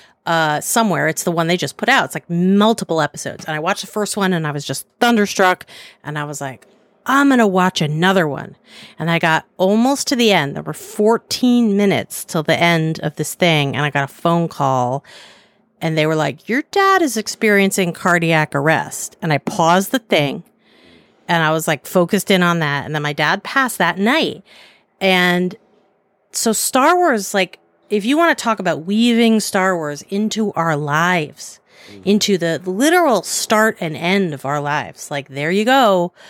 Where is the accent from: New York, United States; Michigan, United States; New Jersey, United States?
New York, United States; New York City; I grew up in Upper West Side of Manhattan.